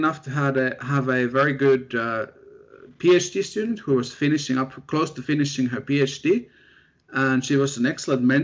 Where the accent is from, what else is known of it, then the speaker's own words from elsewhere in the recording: near Helsinki, Uusimaa, Finland; moved away as an adult; also born or lived in Sheffield, United Kingdom; where I grew up in, Finland. I'm from Finland, near the capital, Helsinki.